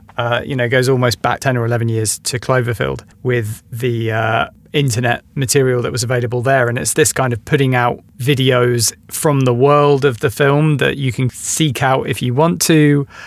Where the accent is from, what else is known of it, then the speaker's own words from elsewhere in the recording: London, United Kingdom; as a Londoner